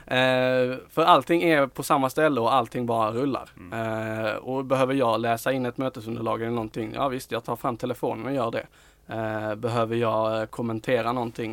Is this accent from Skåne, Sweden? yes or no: yes; Skåne, Sweden; vi är skåningar